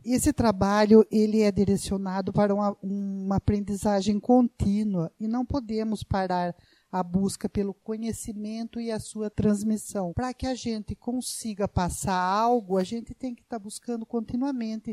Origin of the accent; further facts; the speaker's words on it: Brazil; eu tive a minha infância, né, na Fazenda Pagiário, né, ao lado da Fazenda Patrese